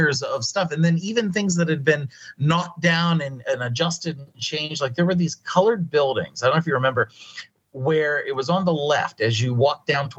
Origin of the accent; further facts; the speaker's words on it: Crawford County, Pennsylvania, United States; also born or lived in Erie, Pennsylvania; now in Las Vegas, United States; I was born in Erie. I grew up in Crawford County.